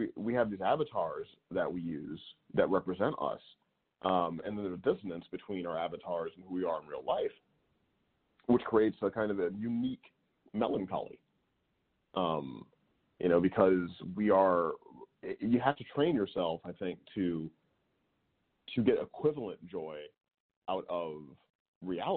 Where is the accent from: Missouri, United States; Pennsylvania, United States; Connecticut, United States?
Missouri, United States; St. Louis; moved away; I grew up in St. Louis, Missouri.